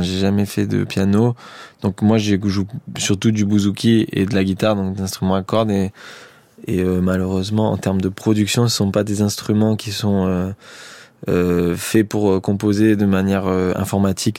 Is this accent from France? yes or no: yes; Marseille, Provence-Alpes-Côte d'Azur, France; j'ai grandi à Marseille, j'ai pas non plus grandi euh, en Norvège.